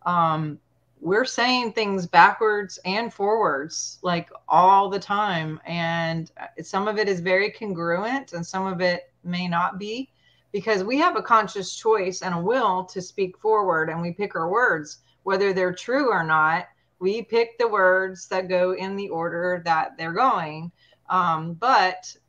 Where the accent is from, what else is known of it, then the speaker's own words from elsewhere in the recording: Montana, United States; moved away; Montana is my home state